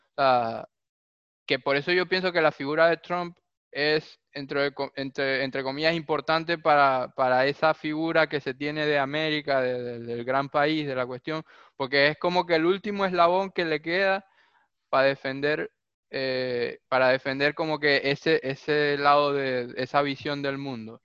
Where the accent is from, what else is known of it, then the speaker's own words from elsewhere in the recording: Venezuela; now in Argentina; Nosotros mismos en Venezuela